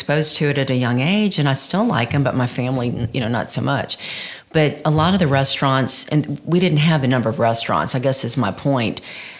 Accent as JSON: {"language": "English", "town": "Baton Rouge", "region": "Louisiana", "country": "United States", "tie": "born or raised there", "moved": "yes", "lives_now": "Lafayette, United States", "said": "I grew up in Baton Rouge"}